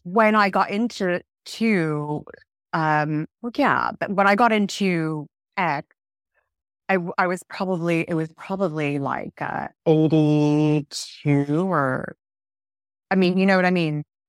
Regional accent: Southern California, United States; now in Herefordshire, United Kingdom; I grew up in Southern California

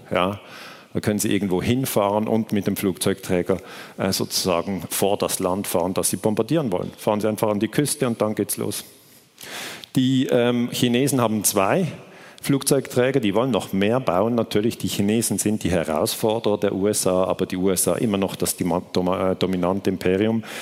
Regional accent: Switzerland; ich komme aus der Schweiz

